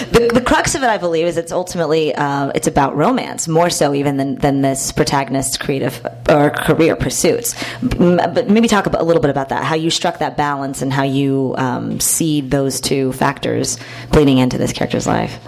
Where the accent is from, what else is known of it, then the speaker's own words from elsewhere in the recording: Houston, Texas, United States; I'm from Texas myself